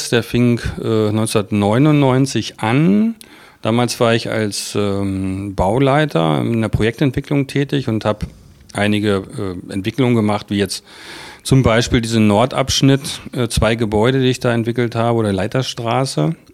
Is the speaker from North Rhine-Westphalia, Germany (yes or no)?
no; Celle, Lower Saxony, Germany; now in Magdeburg, Germany; Wo? von, von Celle, ähm, aber schon als junger Mensch. Und ich fühle mich jetzt mehr als Magdeburger als, äh, als Celleraner.